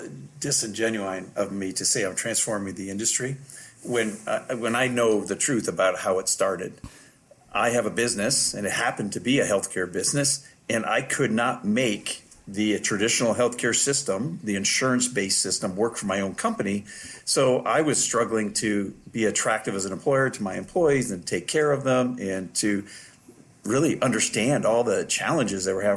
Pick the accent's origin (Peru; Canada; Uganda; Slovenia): Canada; moved away as an adult; now in United States; as a Canadian physician coming here with my wife, who's a family physician